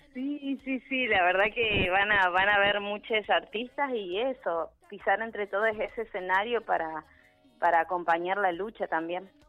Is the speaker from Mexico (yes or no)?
no; Neuquén, Argentina; soy, soy de acá de Neuquén